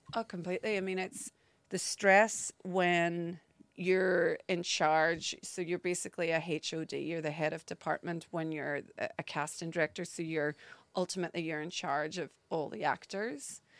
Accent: Derry, Northern Ireland, United Kingdom; accent: Northern Irish; moved away as an adult; now in London, United Kingdom; I grew up in Northern Ireland.

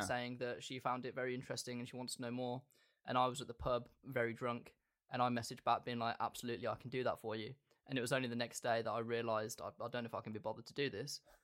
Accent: England, United Kingdom; As a straight white British male

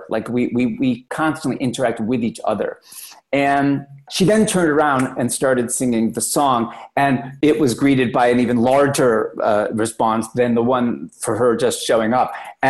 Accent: Oklahoma, United States; Like, I'm from Oklahoma and drink Slurpees from 7-Eleven.

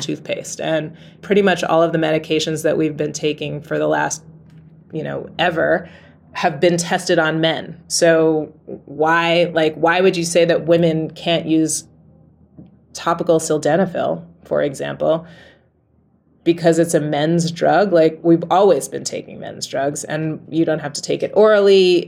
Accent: New York City, New York, United States; moved away as an adult; now in Rotterdam, Netherlands; I was in the middle of New York City.

